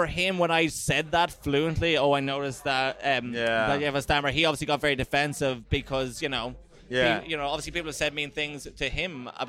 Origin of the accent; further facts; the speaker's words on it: Ireland; because as in like being more, being more Irish. Like, you know, it's not making sense. You know, it's like, am I supposed to be a stereotype of what you think Ireland is?